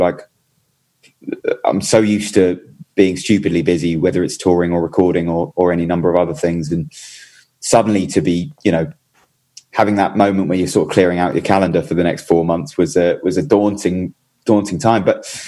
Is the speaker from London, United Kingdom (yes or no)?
no; Brighton, South East England, United Kingdom; Yeah, I am. And I'm actually just sat in my kitchen looking out at well, I was going to say Brighton Beach. It's actually Hove Beach, okay.